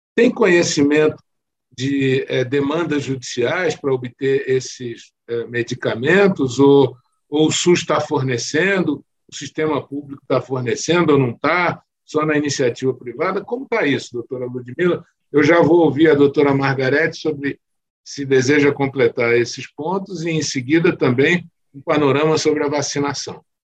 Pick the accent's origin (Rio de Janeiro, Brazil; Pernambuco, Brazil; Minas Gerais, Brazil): Rio de Janeiro, Brazil; sou oriundo do Rio de Janeiro